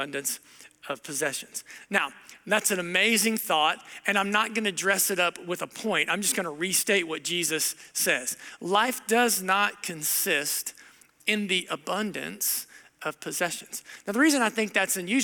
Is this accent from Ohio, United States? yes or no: yes; Southern Ohio, United States; moved away; I grew up in Southern Ohio